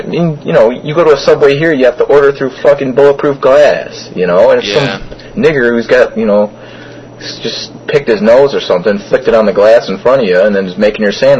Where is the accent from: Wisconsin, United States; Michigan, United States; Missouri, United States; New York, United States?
Michigan, United States; Detroit